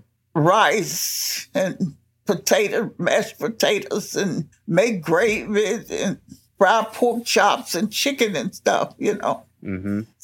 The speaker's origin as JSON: {"language": "English", "town": "Selma", "region": "Alabama", "country": "United States", "tie": "born or raised there", "said": "Here in Dallas County, right on the outside of Selma, right across the bridge"}